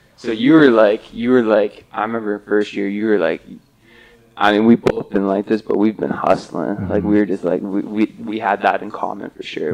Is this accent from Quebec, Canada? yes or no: no; Muskoka, Ontario, Canada; I'm from Muskoka